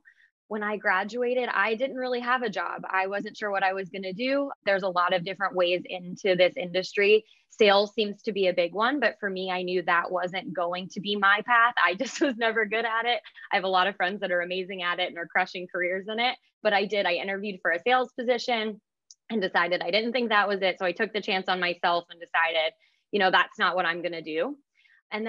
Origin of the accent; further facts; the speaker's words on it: Pittsburgh, Pennsylvania, United States; moved away as an adult; now in Philadelphia, United States; Yeah, so I grew up actually in Pittsburgh, Pennsylvania, which is one of those cities that you just grow up a diehard sports fan.